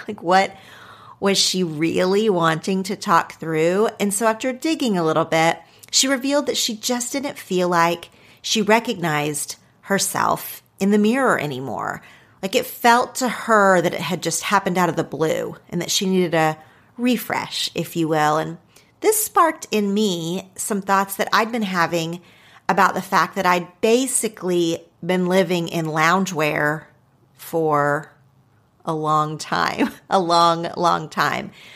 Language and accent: English; Oklahoma, United States; accent: Oklahoma; now in Los Angeles, United States; my Oklahoma accent